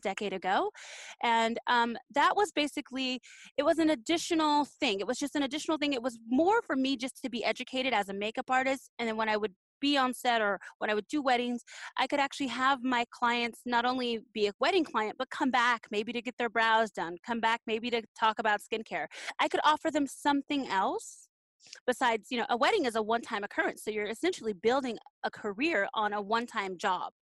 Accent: Los Angeles, California, United States; When I was a kid growing up in Los Angeles

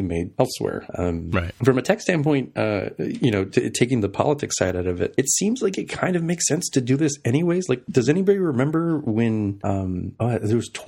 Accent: El Paso, Texas, United States; moved away as an adult; now in Seattle, United States; I'm from El Paso

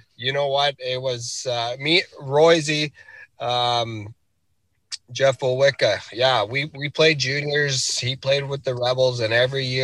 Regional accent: Rankin Inlet, Nunavut, Canada; I'm from Rankin Inlet, Nunavut, which is located right along the Hudson Bay.

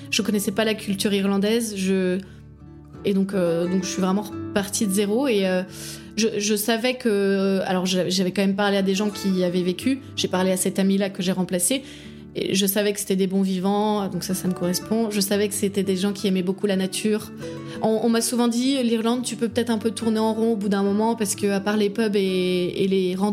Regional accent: Paris, Île-de-France, France; même si je viens de Paris, j'ai pas besoin euh, d'une vie culturelle débordante. Enfin, à Paris, j'allais jamais au musée

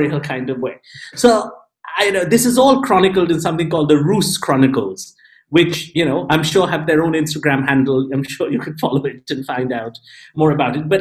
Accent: India; as an Indian person, I'm always disappointing my parents

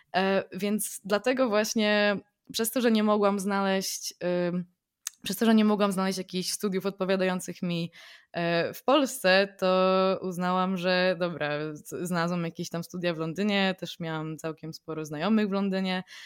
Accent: Poland; also born or lived in London

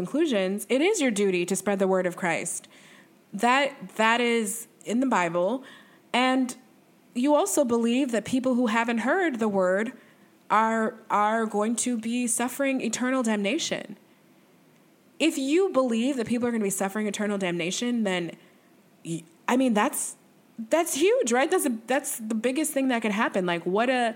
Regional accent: the North, United States; I'm from the North

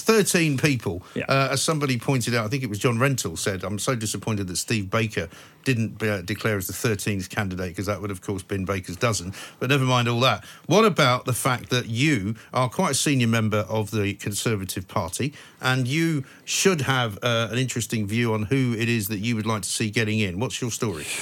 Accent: London, United Kingdom; I grew up in Northwest London. I know it very well

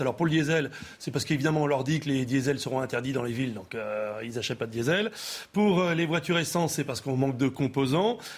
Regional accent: France; chez nous en France

